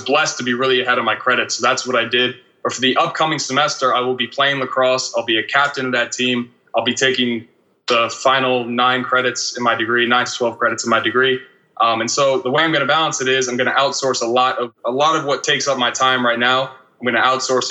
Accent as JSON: {"language": "English", "region": "downstate New York", "country": "United States", "tie": "born or raised there", "also_born_or_lived": "Utica, New York", "said": "I grew up in downstate New York, kind of 30 minutes north of New York City."}